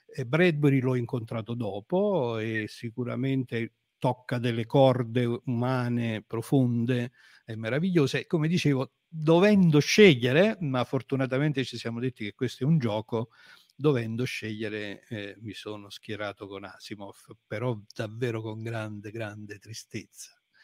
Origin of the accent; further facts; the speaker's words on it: Avellino, Campania, Italy; io sono di Avellino, sono un avellinese.